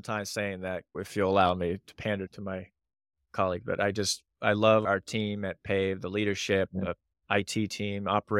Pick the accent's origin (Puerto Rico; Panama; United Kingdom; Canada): Panama; Panama Canal Zone; I grew up in the Panama Canal Zone and they require all kids because of all the channels and floods.